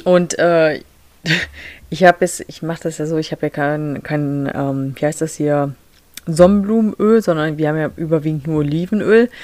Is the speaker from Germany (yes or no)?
yes; Lower Saxony, Germany; now in Michigan, United States; Ich komme aus Niedersachsen